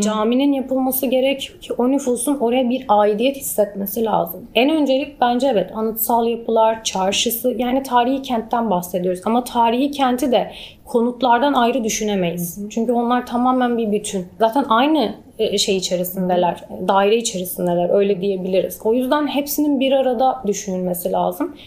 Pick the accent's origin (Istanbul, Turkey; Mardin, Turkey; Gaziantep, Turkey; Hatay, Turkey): Hatay, Turkey; Antakya; also born or lived in Qatar; ben orada doğdum, büyüdüm ve ben yurt dışında okudum